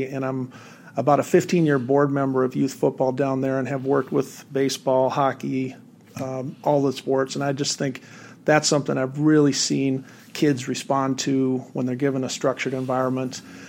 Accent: Northern California, United States; moved away as an adult; also born or lived in Japan / Berkeley, California / Davis, California; now in North Mankato, United States; I was born on an Army base in northern Japan. And then he married my mom, who's from the Los Angeles area, and we were raised on the West Coast almost entirely in Northern California.

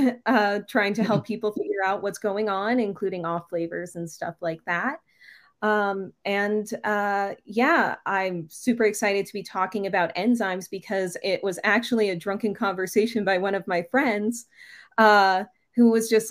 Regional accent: Falmouth, Massachusetts, United States; now in Nederland, United States; my hometown in Falmouth, Massachusetts, which is on Cape Cod

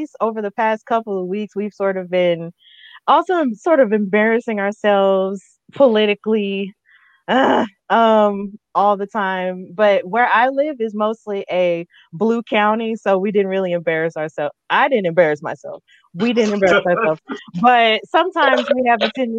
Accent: Birmingham, Alabama, United States; I'm from the southeastern part of the United States. I'm from Birmingham, Alabama

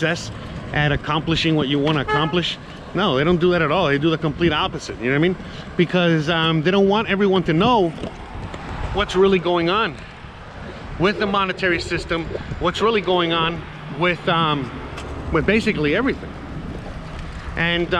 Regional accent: United States; I'm American

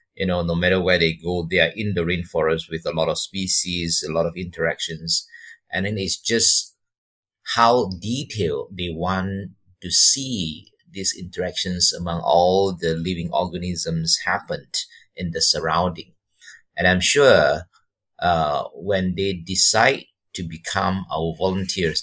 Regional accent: Malaysia; moved away as an adult; also born or lived in Taiwan / Missoula, Montana; I'm from Malaysia.

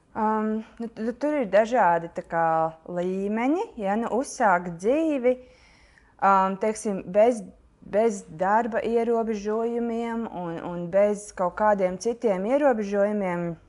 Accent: Latvia; moved away as an adult; also born or lived in Australia; es jutos ļoti lepni par to, ka es esmu no Latvijas

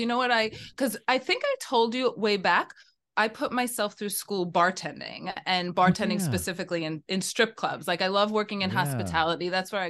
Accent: New York City, New York, United States; I'm from the Bronx. I'm a New Yorker in the Bronx.

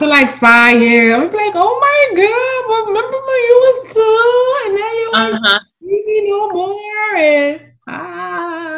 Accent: Philadelphia, Pennsylvania, United States; moved away; I'm from Philly

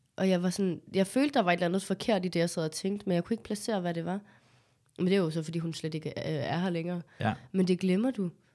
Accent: Copenhagen, Capital Region of Denmark, Denmark; jeg er jo født og opvokset på Amager

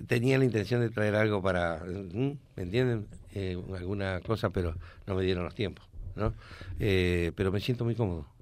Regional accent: Reconquista, Santa Fe, Argentina; also born or lived in Córdoba; que me regrese a Reconquista

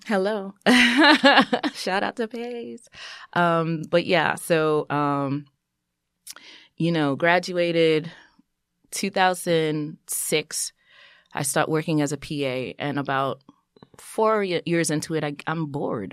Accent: New York City, New York, United States; also born or lived in Brooklyn / Haiti (ancestry); born in Brooklyn, raised in Queens of, uh, first generation, um, Haitian American

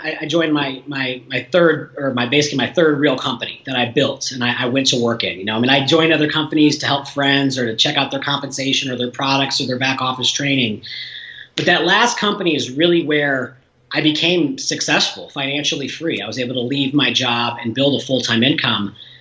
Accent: Illinois, United States; moved away as an adult; also born or lived in Southern California; now in Denver, United States; small towns in my home state of Illinois

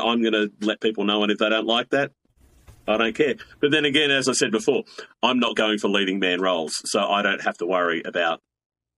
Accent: Blacktown, New South Wales, Australia; I grew up in the heart of suburbia in Western Sydney. You know, I grew up in Blacktown.

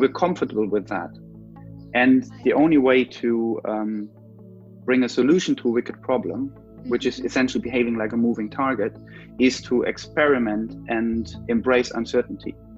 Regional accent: Germany; moved away as an adult; also born or lived in London; I'm from Germany, so I moved to London to do an MA

